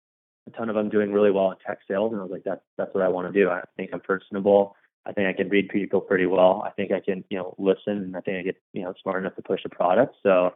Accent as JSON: {"language": "English", "town": "Tustin", "region": "California", "country": "United States", "tie": "born or raised there", "also_born_or_lived": "San Francisco, United States", "moved": "as an adult", "lives_now": "Chicago, United States", "said": "I grew up in Orange County, a town called Tustin. Tustin's right next door to what most people know, like right next door to Newport Beach, a little inland or Irvine."}